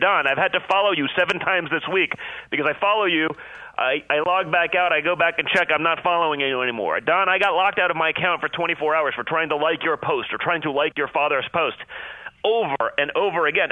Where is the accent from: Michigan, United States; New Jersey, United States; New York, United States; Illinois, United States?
New York, United States; New York City; I'm from New York City